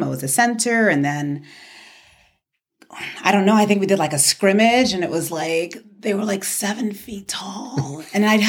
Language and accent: English; New York City, New York, United States; born or raised there; moved away as an adult; also born or lived in Ibadan, Nigeria / the South (university); now in Arizona, United States